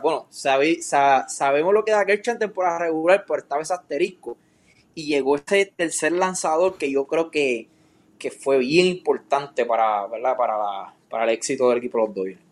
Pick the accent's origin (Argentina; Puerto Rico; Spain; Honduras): Puerto Rico; como puertorriqueño